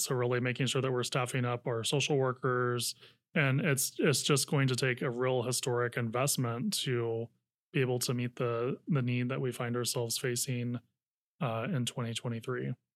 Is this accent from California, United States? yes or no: yes; Napa County, North Bay, California, United States; also born or lived in San Francisco; now in Sacramento, United States; I grew up in the North Bay in Napa County